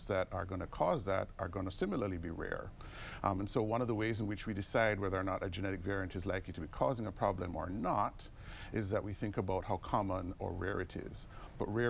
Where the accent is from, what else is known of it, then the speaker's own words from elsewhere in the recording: Jamaica; moved away as an adult; also born or lived in United Kingdom / Minnesota, United States / Houston, United States; now in United States; I grew up in Jamaica. That's where I did medical school